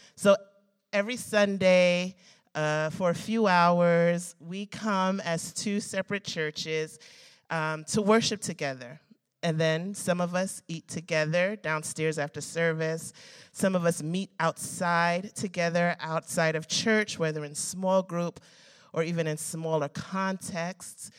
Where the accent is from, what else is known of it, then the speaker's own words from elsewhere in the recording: United States; I love being an American. I was born in this country.